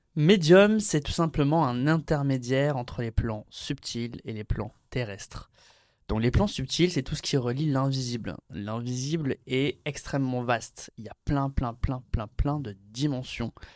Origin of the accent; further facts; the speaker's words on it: Béziers, Occitania, France; also born or lived in Aix-en-Provence; je suis né à Aix-en-Provence et puis de suite après, je suis allé dans une ville de province qui s'appelle Béziers. J'ai grandi là-bas